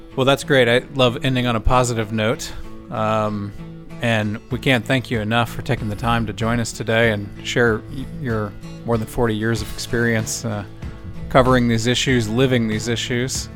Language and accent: English; Rockport, Texas, United States; I grew up in the Rockport, Portland, Corpus area